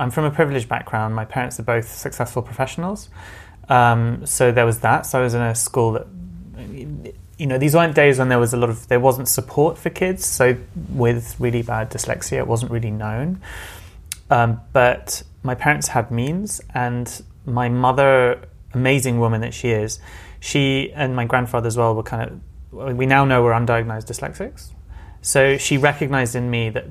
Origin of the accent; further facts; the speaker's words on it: London, United Kingdom; I'm a Londoner. So I was born and brought up in London, first generation.